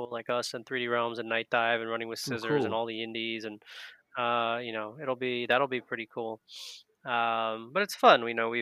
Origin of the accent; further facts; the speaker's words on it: Long Island, New York, United States; we're both Jews from Long Island, New York.